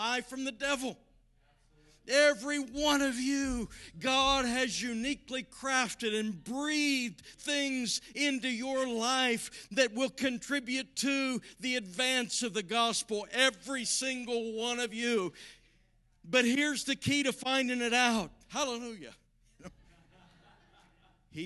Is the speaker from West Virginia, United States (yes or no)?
yes; southern West Virginia, United States; moved away; I grew up in southern West Virginia